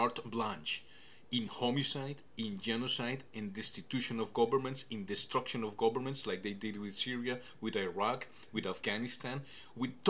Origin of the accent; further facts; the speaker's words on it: Canada; as a Canadian, as a candidate for prime minister